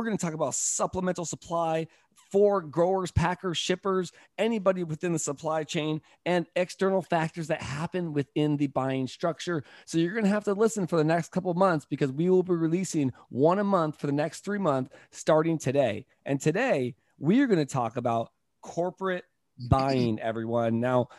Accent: Fresno, California, United States; Where are you guys from? We're like Fresno.

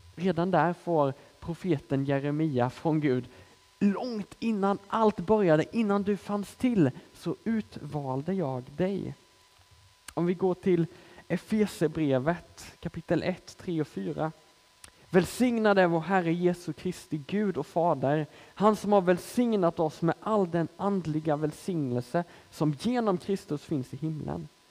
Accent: Småland, Sweden; moved away as an adult; now in Malmö, Sweden; hon hör att jag är smålänning i grunden och frågar hur kommer det sig att du bor i Malmö

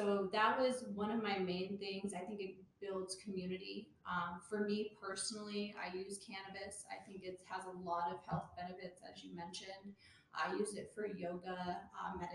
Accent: Pueblo, Colorado, United States; also born or lived in Washington, D.C.; But I'm from Pueblo. I'm also a Colorado native

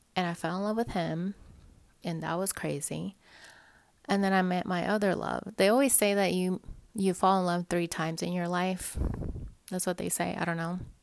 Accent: Dallas, Texas, United States; moved away; I have family there anyways. I'm from Dallas

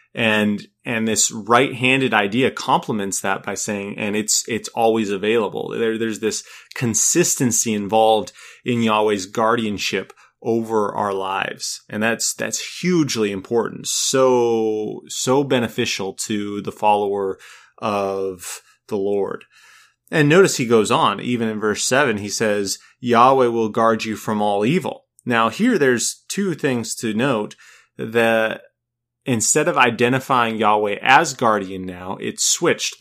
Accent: Minnesota, United States; also born or lived in California; now in North Carolina, United States; I come from Minnesota

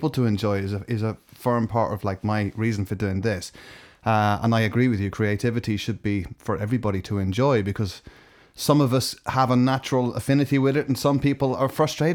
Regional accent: Southwest Ireland, Ireland; I grew up in a small town in Southwest Ireland

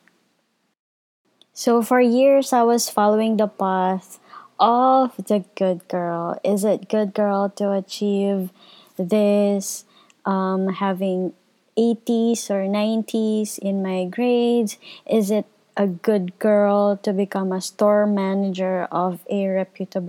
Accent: Philippines; I am from the Philippines

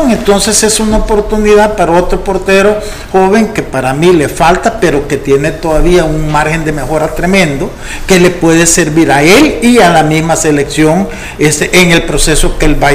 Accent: United States; pues sí, pero yo soy gringo, pues, nací en Estados Unidos.

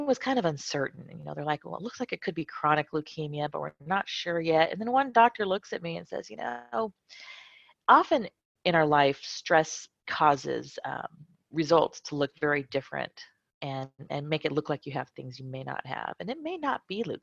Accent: California, United States; moved away as an adult; also born or lived in Lakenheath, Suffolk, United Kingdom; now in Madrid, Spain; I was born in Lakenheath in West Suffolk County in the UK. And then I proceeded to live my whole life, most of my life in California. And now I live in Madrid, Spain.

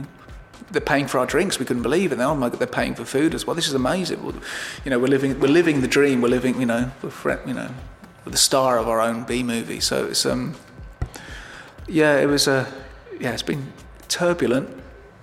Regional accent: Birmingham, West Midlands, United Kingdom; I'm Irish, but I was brought up in Birmingham.

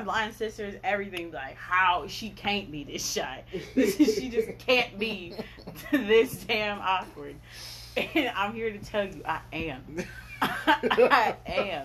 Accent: St. Louis, Missouri, United States; now in Arizona, United States; I grew up in St. Louis, Missouri

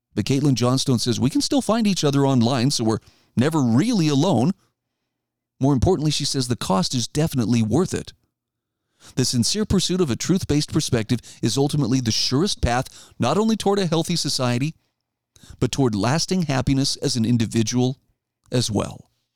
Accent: Idaho, United States; moved away; my home state of Idaho

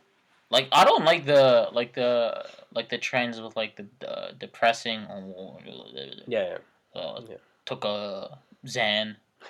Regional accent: Toronto, Ontario, Canada; I'm from Toronto.

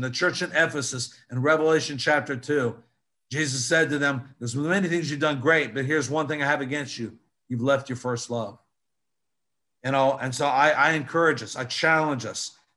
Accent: Newport News, Virginia, United States; growing up in Newport News, Hampton, Virginia

